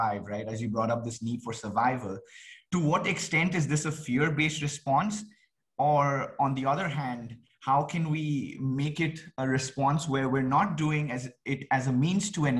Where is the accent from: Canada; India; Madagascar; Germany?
India; I come from India